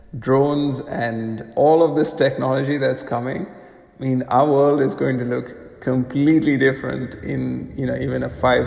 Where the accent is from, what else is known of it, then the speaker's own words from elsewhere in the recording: India; I grew up in India.